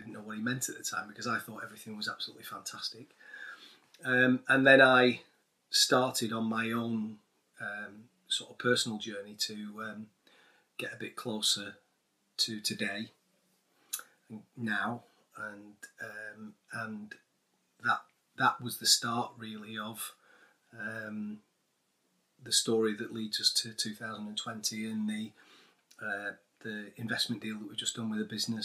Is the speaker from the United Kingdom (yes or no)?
yes; Manchester, North West England, United Kingdom; I grew up in North Manchester.